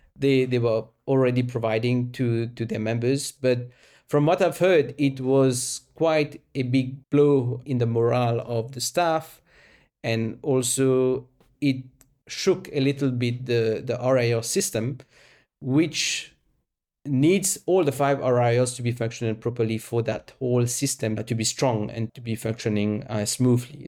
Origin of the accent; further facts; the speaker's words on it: Mauritius; moved away as an adult; also born or lived in France / United Kingdom / South Africa; I was born and raised in Mauritius